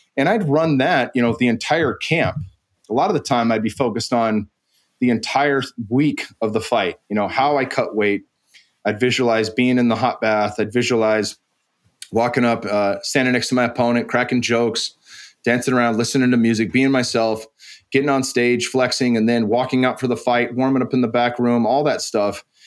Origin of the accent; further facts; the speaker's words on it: San Jose, California, United States; also born or lived in Arizona; I moved back home from Arizona to train at American Kickboxing Academy. And that, that had been, you know, one of the greatest camps and still to this day is one of the greatest camps in the world. And it was right in my backyard in San Jose